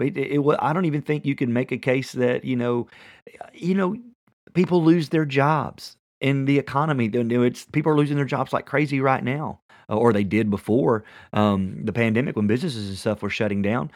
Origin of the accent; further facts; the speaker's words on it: Tennessee, United States; I'm from Tennessee